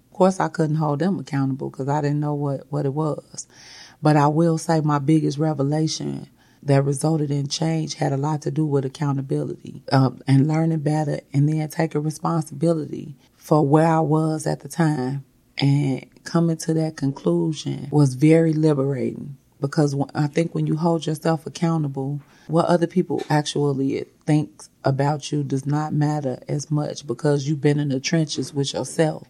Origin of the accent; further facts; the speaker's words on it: United States; I was born in America